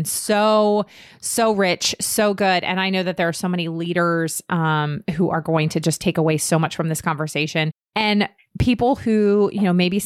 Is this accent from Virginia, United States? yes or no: yes; Northern Virginia, United States; I grew up in Northern Virginia